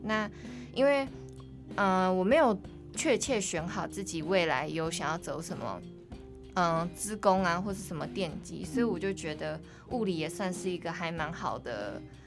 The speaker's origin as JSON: {"language": "Chinese", "country": "Taiwan", "tie": "born or raised there", "also_born_or_lived": "Netherlands", "first_language": "English (one of her native languages)", "said": "我是，就是在荷兰出生，然后我是读那边的国际学校，所以就是大概十岁才回台湾"}